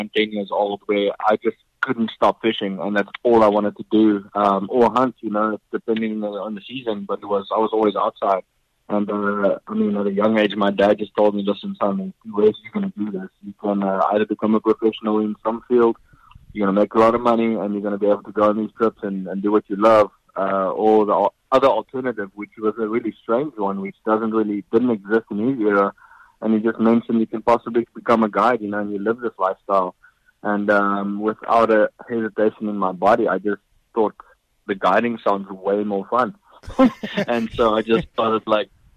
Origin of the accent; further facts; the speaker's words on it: Pretoria, Gauteng, South Africa; moved away; I was born in South Africa, a little town called Pretoria, where I actually grew up fishing for yellowfish and rainbow trout